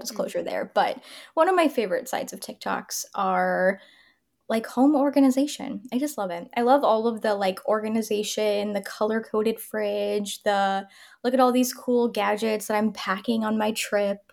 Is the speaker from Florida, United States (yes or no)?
yes; Tampa, Florida, United States; moved away; I'm from Tampa